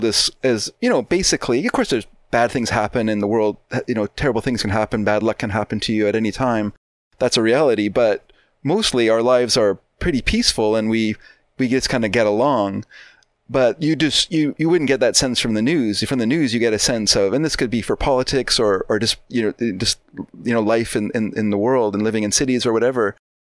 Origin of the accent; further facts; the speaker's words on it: Vancouver, British Columbia, Canada; I grew up in Vancouver, but living here now, I'm actually afraid of Vancouver